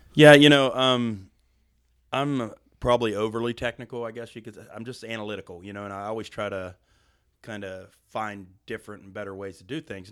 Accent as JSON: {"language": "English", "region": "Western Pennsylvania", "country": "United States", "moved": "yes", "lives_now": "Western North Carolina, United States", "said": "I'm actually from Western Pennsylvania, about fifty miles south of Pittsburgh."}